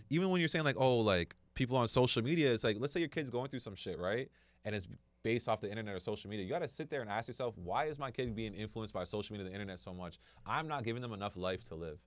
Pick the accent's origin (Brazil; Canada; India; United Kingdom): Canada; being a Canadian citizen